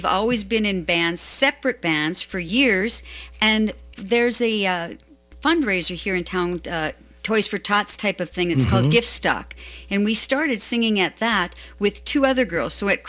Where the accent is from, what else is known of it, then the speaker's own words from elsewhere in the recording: Embarrass, Minnesota, United States; I am from Embarrass, Minnesota.